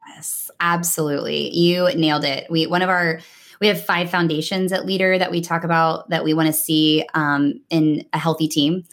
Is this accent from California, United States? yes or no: no; Nashville, Tennessee, United States; moved away as an adult; also born or lived in New York City / Dallas, Texas; now in Houston, United States; I was born and raised in Nashville, Tennessee